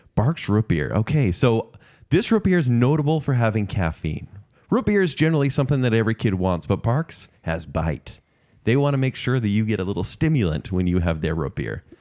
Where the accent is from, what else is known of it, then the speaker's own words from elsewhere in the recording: United States; I'm American